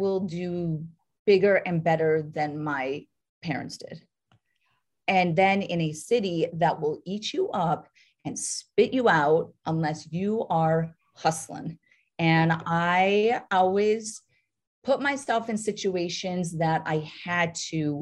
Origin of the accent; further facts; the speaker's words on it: North Dakota, United States; moved away; also born or lived in New York City; I grew up in North Dakota, town of 300 people